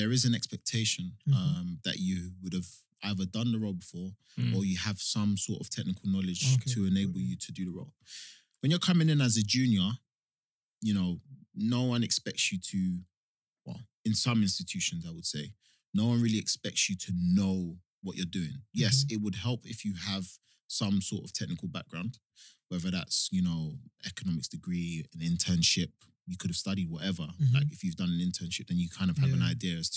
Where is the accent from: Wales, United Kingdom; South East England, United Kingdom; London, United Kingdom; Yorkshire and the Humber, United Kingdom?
London, United Kingdom; So I grew up in Hackney. Spent the first, 17, 18 years of my life in Hackney, London Fields.